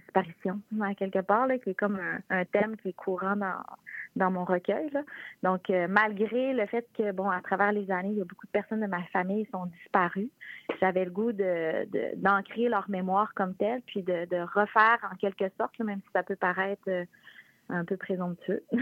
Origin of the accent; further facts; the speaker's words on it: La Malbaie, Quebec, Canada; je viens de Rivière-Malbaie, la Malbaie